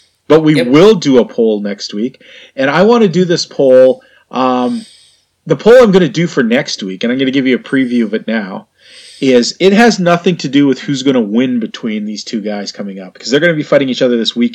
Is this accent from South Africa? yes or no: no; Canada; I'm a Canadian